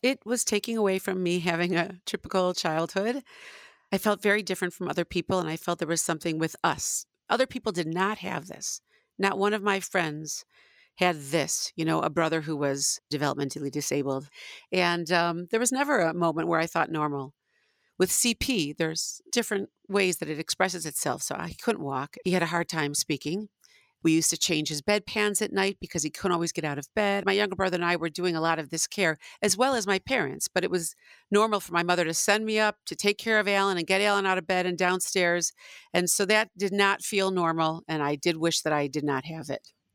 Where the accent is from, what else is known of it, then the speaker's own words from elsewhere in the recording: Northbrook, Illinois, United States; moved away; I grew up in Northbrook, which is, got a very large percentage of Jews.